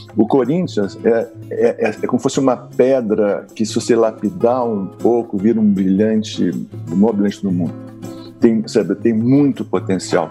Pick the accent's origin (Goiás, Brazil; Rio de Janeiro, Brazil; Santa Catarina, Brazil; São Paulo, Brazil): Rio de Janeiro, Brazil; onde eu sou carioca